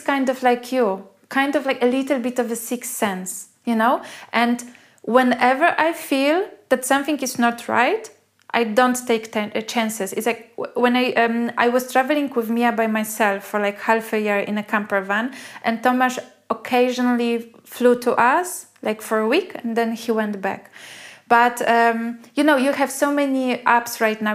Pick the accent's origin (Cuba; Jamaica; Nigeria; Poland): Poland; moved away as an adult; also born or lived in Australia; I come from Poland